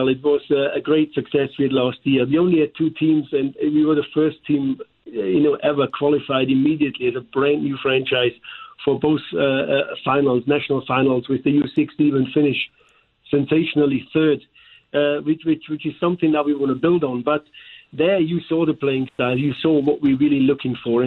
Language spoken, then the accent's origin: English; Germany; accent: German; English is a second language; now in St. Louis, United States; here with my German accent.